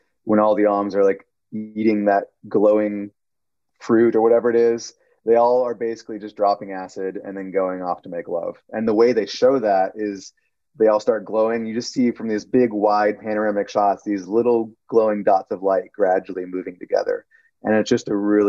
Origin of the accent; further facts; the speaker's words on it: Milwaukee, Wisconsin, United States; moved away; I grew up in Milwaukee, Wisconsin